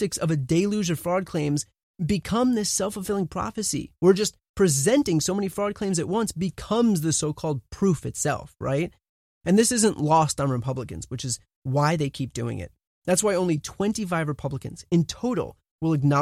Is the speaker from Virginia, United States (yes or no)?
no; New Jersey, United States; moved away; I'm originally from New Jersey